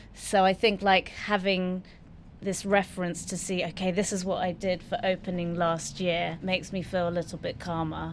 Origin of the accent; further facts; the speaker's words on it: London, United Kingdom; I was born in London and grew up in London.